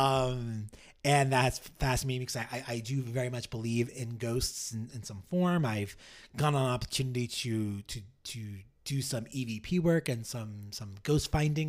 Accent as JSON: {"language": "English", "town": "New York City", "region": "New York", "country": "United States", "tie": "born or raised there", "said": "I'm born and raised in New York"}